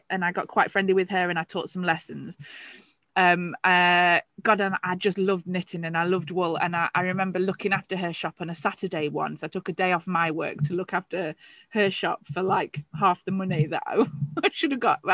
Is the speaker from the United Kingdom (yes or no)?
yes; England, United Kingdom; I was the only English shopkeeper on there.